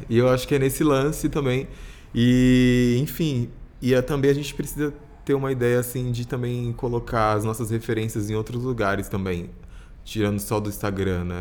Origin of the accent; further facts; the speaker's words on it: São Paulo, Brazil; eu sou de Itaquera, super longe, assim